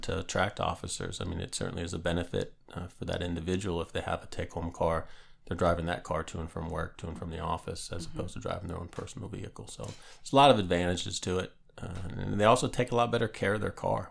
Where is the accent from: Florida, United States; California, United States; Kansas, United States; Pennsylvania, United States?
Pennsylvania, United States; Northeast; moved away as an adult; also born or lived in Norfolk, Virginia; now in James City County, United States; Born and raised in Northeast Pennsylvania